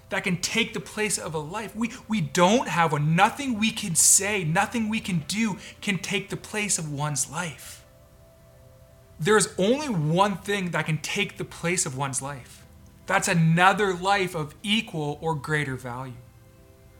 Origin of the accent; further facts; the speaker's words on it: Canada; I was born in Canada